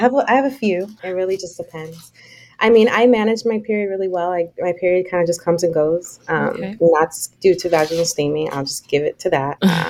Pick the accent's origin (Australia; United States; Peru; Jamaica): Jamaica; I'm Jamaican.